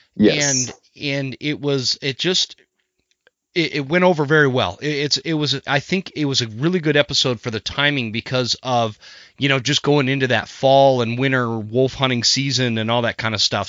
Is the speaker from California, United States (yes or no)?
no; Utah, United States; I grew up in Utah where where it's all mule deer